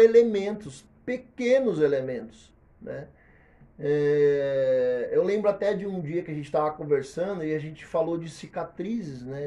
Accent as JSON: {"language": "Portuguese", "country": "Brazil", "said": "eu não conhecia as riquezas da minha terra"}